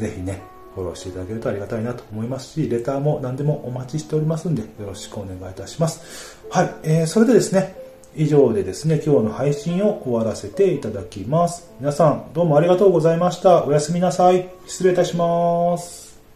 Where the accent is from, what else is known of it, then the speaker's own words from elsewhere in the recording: western Japan, Japan; moved away as an adult; 西の方の生まれなんですけど、東の方に行って